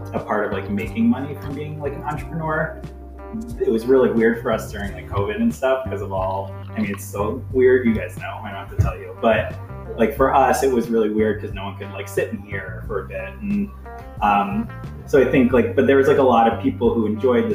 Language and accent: English; New York, United States; now in Lakewood, United States; I grew up in New York, but I was like an hour and a half from New York City. So it was like a really small town